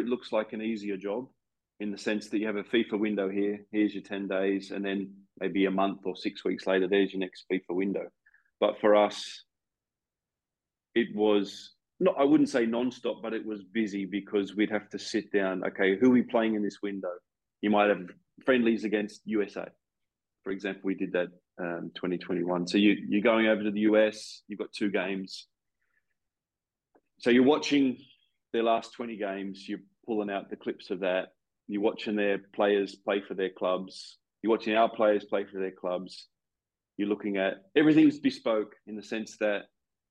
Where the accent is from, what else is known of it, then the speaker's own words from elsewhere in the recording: Australia; moved away as an adult; in my home country that I'd left 10, 11 years before